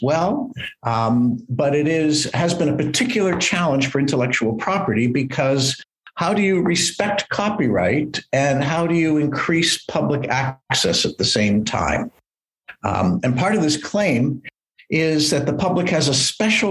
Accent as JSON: {"language": "English", "country": "Canada", "tie": "born or raised there", "moved": "yes", "lives_now": "California, United States", "said": "I'm a Canadian by birth, but I'm working at Stanford University in California as a professor of education"}